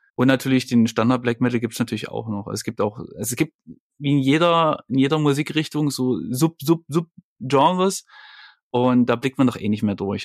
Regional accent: Leipzig, Saxony, Germany; Ich komme ja aus Leipzig

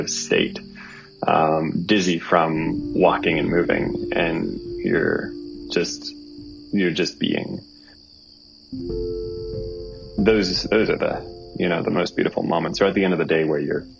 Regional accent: Northern Ontario, Canada; I'm from Northern Ontario

